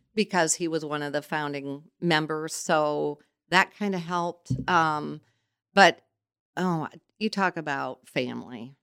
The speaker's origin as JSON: {"language": "English", "town": "Goshen", "region": "Indiana", "country": "United States", "tie": "born or raised there", "also_born_or_lived": "South Bend, Indiana", "said": "I was born in South Bend and we moved here in nineteen sixty-seven and, um, went to model school and a totally different atmosphere from South Bend to come to Goshen."}